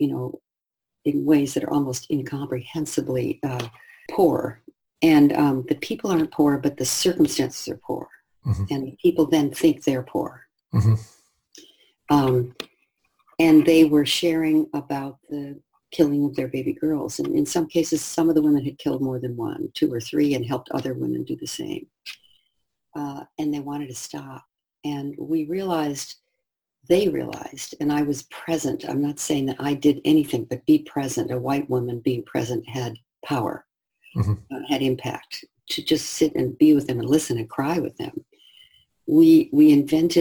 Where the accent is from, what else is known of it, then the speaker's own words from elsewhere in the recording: United States; I was white and I was from the United States